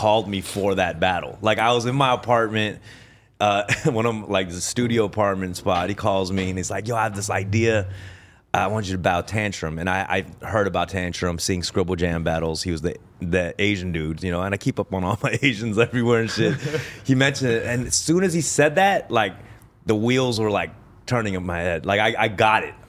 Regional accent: Buenos Aires, Argentina; moved away; I was born in Argentina.

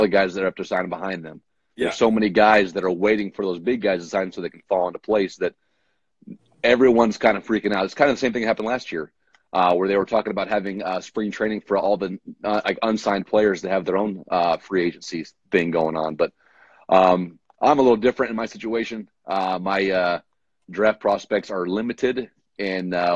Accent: Norco, California, United States; I grew up in Southern California. I went to Norco High School

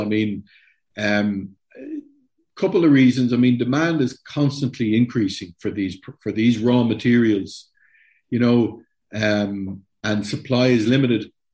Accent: Ireland; I'm Irish

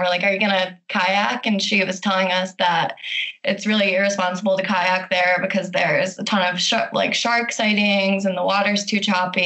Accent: Michigan, United States; now in Bozeman, United States; I'm from Michigan

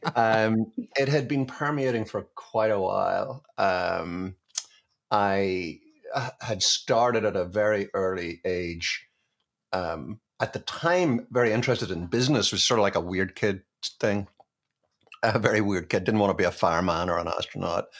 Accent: Belfast, Northern Ireland, United Kingdom; moved away; I grew up in Belfast

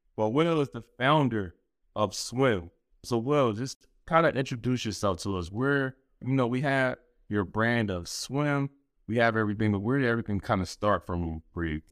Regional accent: Philadelphia, Pennsylvania, United States; I'm originally from Philly

